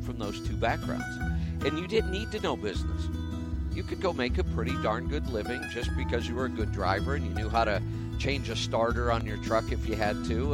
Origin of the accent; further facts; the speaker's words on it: Oregon, United States; my home state of Oregon